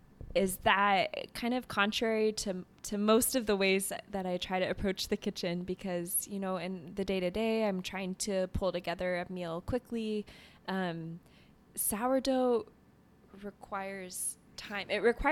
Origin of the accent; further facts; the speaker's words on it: Canada; Oh, I'm French Canadian